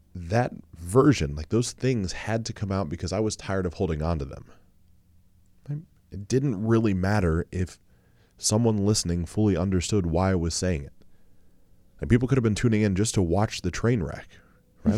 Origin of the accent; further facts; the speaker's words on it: Ohio, United States; I'm from Ohio